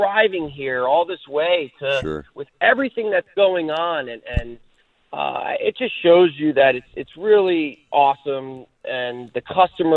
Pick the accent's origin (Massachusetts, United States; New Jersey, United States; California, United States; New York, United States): New Jersey, United States; now in Florida, United States; New Jersey, my home state